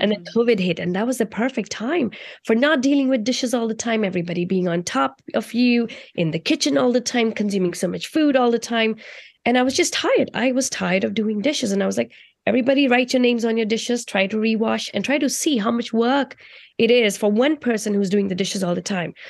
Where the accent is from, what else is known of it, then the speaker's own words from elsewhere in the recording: India; moved away; I grew up in India, and growing up in India, I was very close to my culture